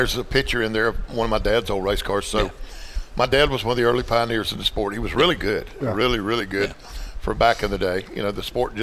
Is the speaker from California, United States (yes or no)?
no; Winston-Salem, North Carolina, United States; I grew up in Winston-Salem.